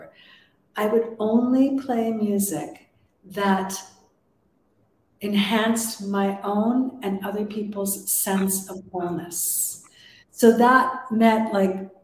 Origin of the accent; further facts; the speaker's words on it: Toronto, Ontario, Canada; moved away; back in Canada, which was my home country in Toronto